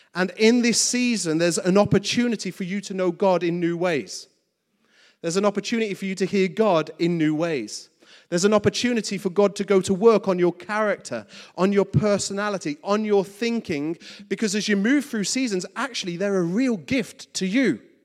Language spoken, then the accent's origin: English; West Midlands, United Kingdom; my schooling in the West Midlands